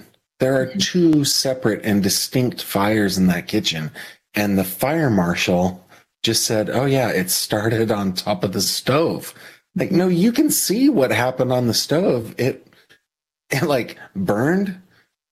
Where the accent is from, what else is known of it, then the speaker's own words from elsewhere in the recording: Sacramento, California, United States; Capital city of California. I grew up in Sacramento